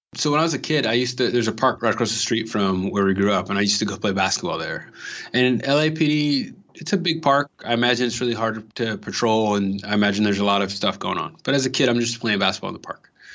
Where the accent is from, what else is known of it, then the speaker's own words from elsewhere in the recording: Los Angeles, California, United States; I'm from L A. I'm from Watts, which is South Central